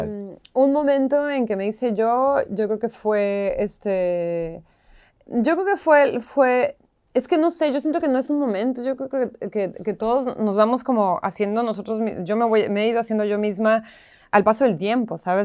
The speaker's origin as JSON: {"language": "Spanish", "town": "Tijuana", "region": "Baja California", "country": "Mexico", "also_born_or_lived": "Mexico City, Mexico", "moved": "as an adult", "lives_now": "Buenos Aires, Argentina", "said": "yo que soy mexicana"}